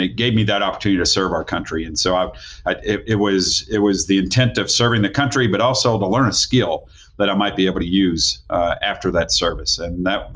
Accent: Louisville, Kentucky, United States; moved away as an adult; also born or lived in Knoxville, Tennessee; now in Tennessee, United States; I was in Louisville, Kentucky. That's where I was born and raised

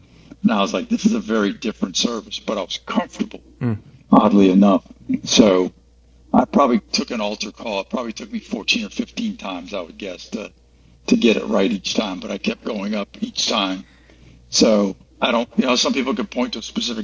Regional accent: Florida, United States; moved away as an adult; also born or lived in Virginia Beach; I'm from Florida.

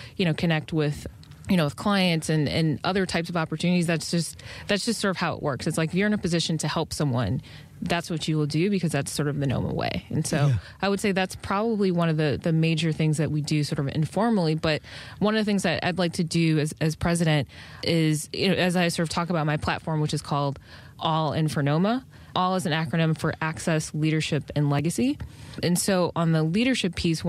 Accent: Detroit, Michigan, United States; moved away as an adult; also born or lived in Washington, D.C. / New York City; didn't live in D.C. because I'm from Detroit

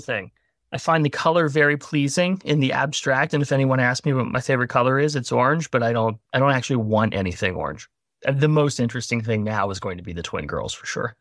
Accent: Gloucester, Virginia, United States; moved away as an adult; also born or lived in Tennessee; Originally from a really little town in Virginia called Gloucester

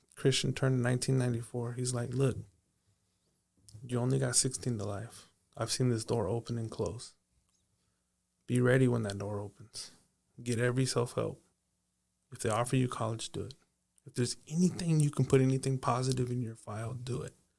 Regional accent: Paso Robles, California, United States; I grew up in Paso Robles

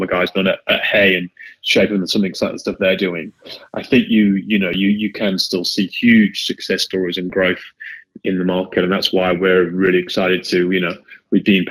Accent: United Kingdom; accent: British; now in Sydney, Australia; I'm British, as you can tell probably by the accent.

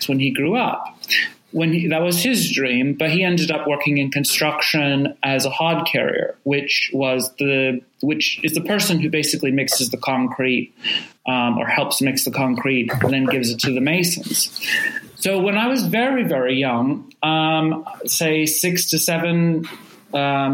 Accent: Rogue Valley, Oregon, United States; I grew up in the Rogue Valley

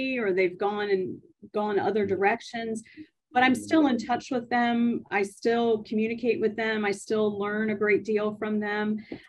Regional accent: Maryland, United States; I'm originally from Maryland.

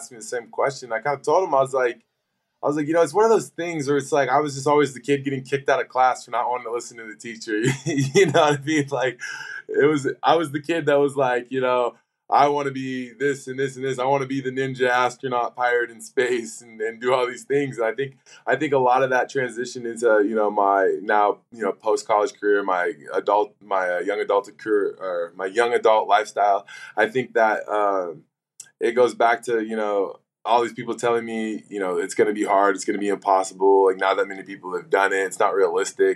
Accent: Washington, United States; moved away; also born or lived in Arizona; in my home state of Washington

